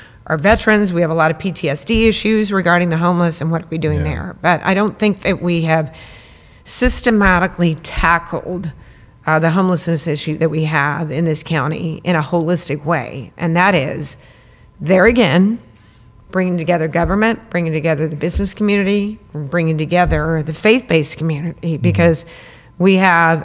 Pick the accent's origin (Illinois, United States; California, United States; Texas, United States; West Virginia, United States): Texas, United States; San Antonio; being born and raised in San Antonio, I feel like my DNA is here.